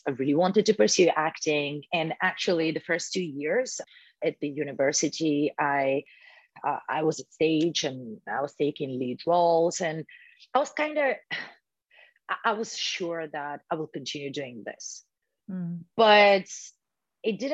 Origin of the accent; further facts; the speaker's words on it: Bulgaria; English is a second language; moved away as an adult; now in London, United Kingdom; my house back in Bulgaria